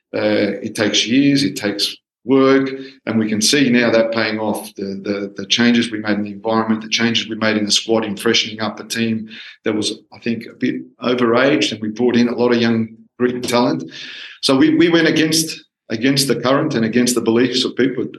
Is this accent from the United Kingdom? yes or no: no; Australia; I'm a, a Greek Australian, or Australian Greek. I was born in Australia, but from Greek parents.